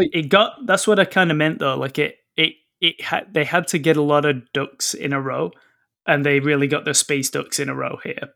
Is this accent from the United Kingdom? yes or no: yes; England, United Kingdom; now in Canada; when Pete and I was, were growing up in England